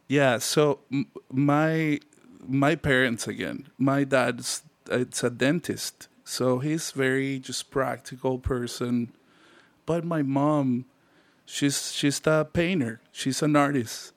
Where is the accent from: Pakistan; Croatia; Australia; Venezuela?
Venezuela; Puerto La Cruz, Anzoátegui; moved away as an adult; also born or lived in Broward County, Florida; now in Miami, United States; me and Danny, who started the band together, we are from Puerto La Cruz